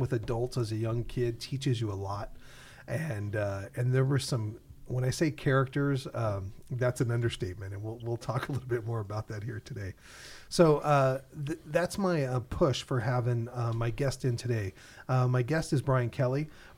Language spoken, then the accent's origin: English; California, United States; growing up in the East San Fernando Valley, I always was curious of what I was going to do.